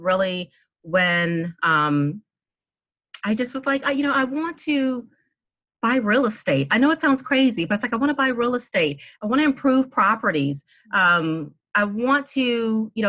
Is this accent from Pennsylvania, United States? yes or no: no; Washington, District of Columbia, United States; also born or lived in New Orleans, Louisiana; I was born in New Orleans and moved to the DC area as a little girl